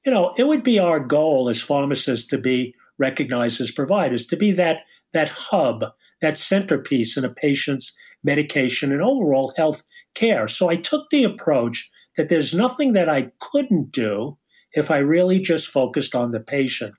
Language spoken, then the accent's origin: English; Long Island, New York, United States; I'm calling from Long Island, you can't tell by my accent, New York, and that's where I was brought up and live and went to school at St. John's